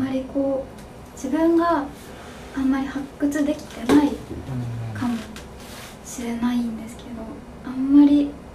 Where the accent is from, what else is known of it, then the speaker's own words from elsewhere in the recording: Takamatsu, Kagawa, Japan; moved away as an adult; also born or lived in Kansai / Osaka; 私はあのずっと香川県が地元なので